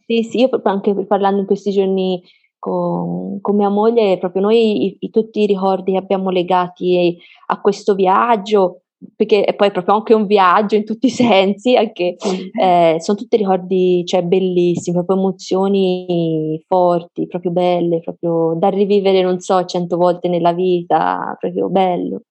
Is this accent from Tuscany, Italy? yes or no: yes; Florence, Tuscany, Italy; noi siamo di Firenze